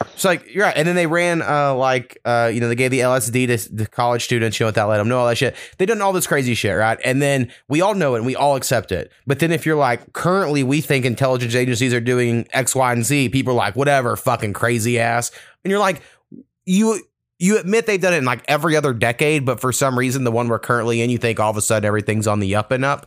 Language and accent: English; United States; as an American